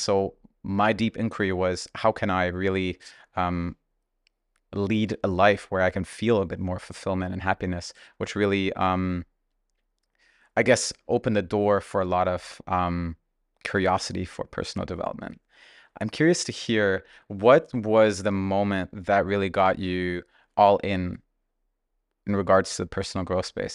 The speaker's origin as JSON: {"language": "English", "country": "Germany", "tie": "born or raised there", "said": "growing up in Germany, my parents were actually immigrants from Russia"}